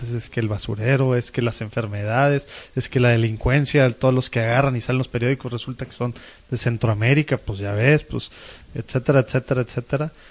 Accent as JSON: {"language": "Spanish", "town": "Monterrey", "region": "Nuevo León", "country": "Mexico", "said": "digo, como mexicanos, pues como regiomontanos en este caso"}